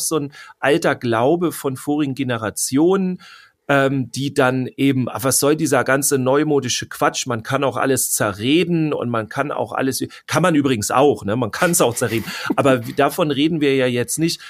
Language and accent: German; Germany; bei uns in Deutschland